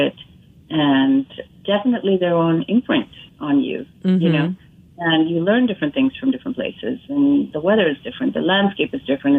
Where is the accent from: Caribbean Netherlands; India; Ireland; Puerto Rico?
India; Chennai, Tamil Nadu; moved away as an adult; also born or lived in Detroit / Pontiac / Royal Oak; now in New York, United States; I was born and raised in Chennai in India, which is, it's now called Chennai. It used to be called Madras. And I came here at the age of 18